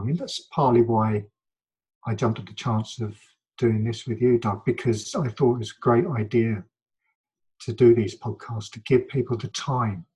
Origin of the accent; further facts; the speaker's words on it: London, United Kingdom; my my childhood and my my adolescence and growing up here and the work I've done and lived in London most of my life